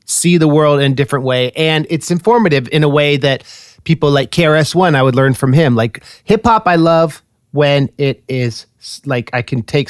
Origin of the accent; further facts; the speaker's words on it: Bay Area, California, United States; I'm a rapper from the Bay Area